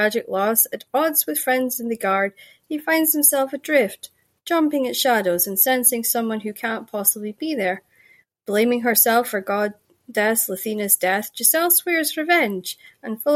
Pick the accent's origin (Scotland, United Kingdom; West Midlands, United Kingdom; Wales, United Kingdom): Scotland, United Kingdom; Shetland; accent: Shetland; I grew up in Shetland